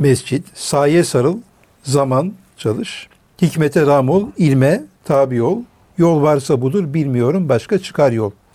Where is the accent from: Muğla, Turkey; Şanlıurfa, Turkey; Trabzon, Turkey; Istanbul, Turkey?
Şanlıurfa, Turkey; Urfa; ben memleketim Urfa